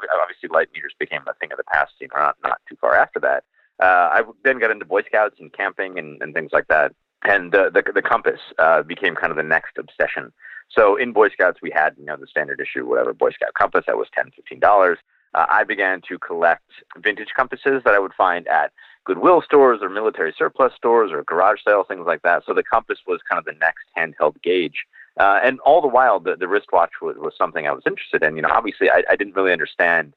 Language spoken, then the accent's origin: English; Rochester, New York, United States; I grew up in Rochester, so Syracuse is kind of right down the road